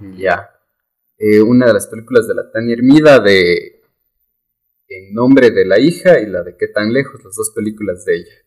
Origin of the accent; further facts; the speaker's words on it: Ecuador; como ecuatorianos